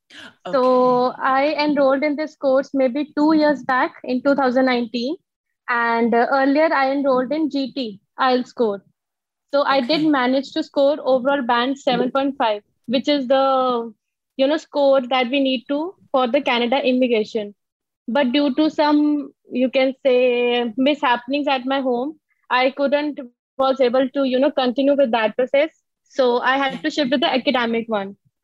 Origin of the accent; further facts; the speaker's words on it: India; English is a second language; I'm from India.